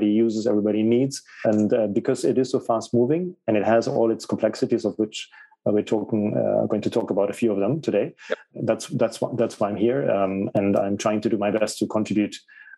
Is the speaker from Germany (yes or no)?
yes; Germany; English is a second language; moved away as an adult; also born or lived in United Kingdom / Spain / Portugal / Italy; So I was born in Germany. I lived in Germany. I moved around and went to a lot of different cities, and then ultimately I went abroad to the UK, and my English was pretty bad at that time.